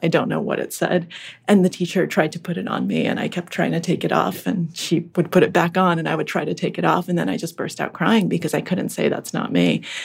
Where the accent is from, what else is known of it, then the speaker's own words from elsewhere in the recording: Acton, Massachusetts, United States; English is a second language; also born or lived in Russia; I grew up in Acton, Massachusetts, which is one of the northwest suburbs of Boston.